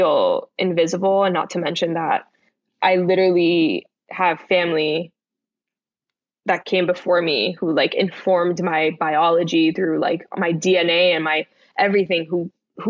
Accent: Miami, Florida, United States; moved away; also born or lived in Bronx, New York; I'm from the Bronx, but grew up in Miami

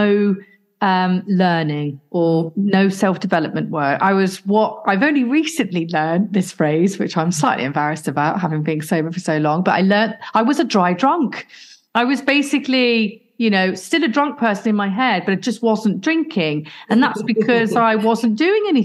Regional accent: Midlands, United Kingdom; I'm from the Midlands area

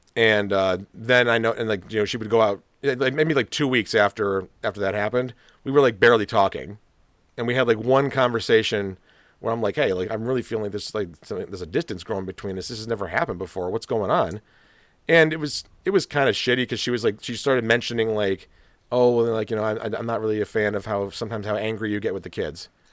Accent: Rochester, New York, United States; moved away; I'd actually grown up in Rochester

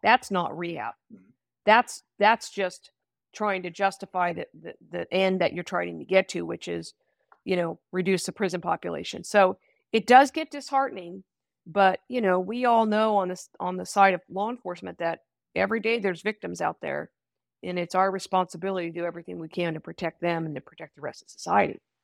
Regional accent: Sacramento, California, United States; also born or lived in Solano County; I grew up in Sacramento, so I wanted to come home eventually

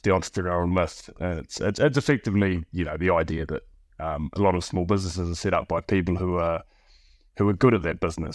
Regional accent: New Zealand; now in Bristol, United Kingdom; my wife is, uh, is, is French and I'm from New Zealand.

